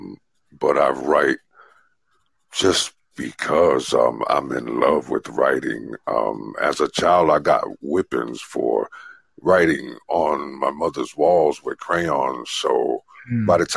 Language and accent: English; New York City, New York, United States; I'm born and raised in the Bronx, New York City